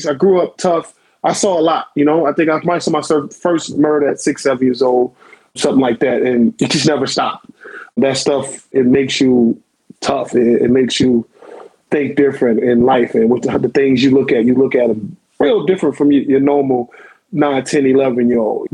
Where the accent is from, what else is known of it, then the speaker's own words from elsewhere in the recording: New Orleans, Louisiana, United States; I grew up in New Orleans. I was born April 15, 1981, Charity Hospital